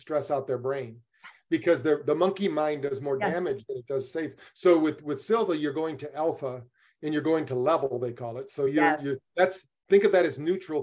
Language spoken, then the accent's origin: English; Battle Creek, Michigan, United States; I grew up in Battle Creek, Michigan